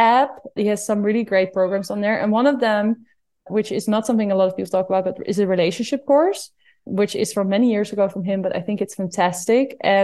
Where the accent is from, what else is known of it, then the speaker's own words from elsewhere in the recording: Netherlands; I'm from Holland